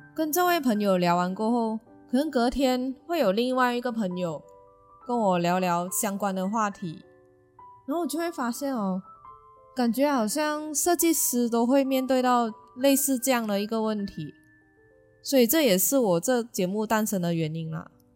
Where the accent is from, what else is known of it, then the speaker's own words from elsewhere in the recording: George Town, Penang, Malaysia; 我是马来西亚槟城土生土长的槟榔郎。所以我基本上从小到大呢，小学啊、中学、学院、工作都待在槟城，除了旅行，从来没有离开过冰岛哦